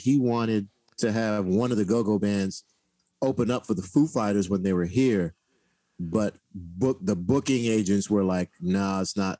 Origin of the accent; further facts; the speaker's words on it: Idaho, United States; Where am I from? I'm from Idaho.